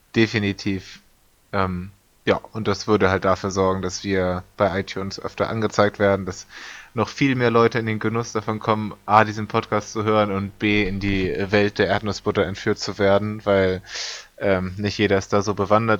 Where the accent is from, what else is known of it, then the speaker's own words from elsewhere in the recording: Hamburg, Germany; Bin ich als Hamburger